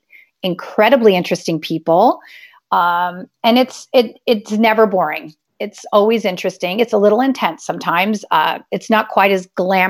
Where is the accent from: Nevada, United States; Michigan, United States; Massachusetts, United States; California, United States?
California, United States; I grew up in California